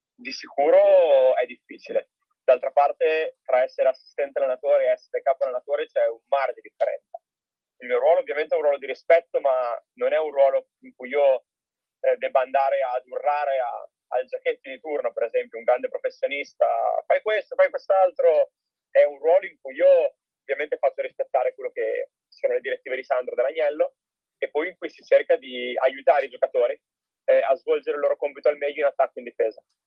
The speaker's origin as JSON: {"language": "Italian", "town": "Forlì", "region": "Emilia-Romagna", "country": "Italy", "tie": "born or raised there", "said": "io sono di Forlì, tra l'altro, quindi sono cresciuto"}